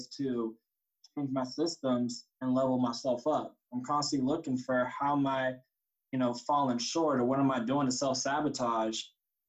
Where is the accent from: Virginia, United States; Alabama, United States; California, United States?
California, United States; Sacramento; also born or lived in San Francisco, California / San Diego, California; I grew up in San Francisco and then Sacramento.